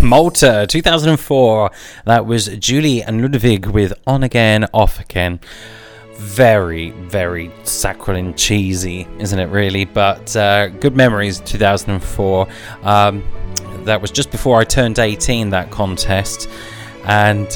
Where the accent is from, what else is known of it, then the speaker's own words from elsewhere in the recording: United Kingdom; we in the United Kingdom and as British citizens